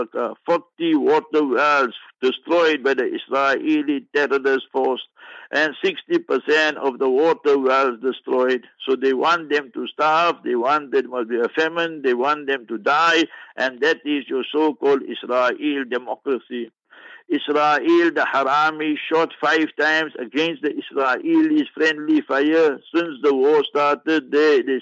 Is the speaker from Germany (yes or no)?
no; South Africa; I'm a South African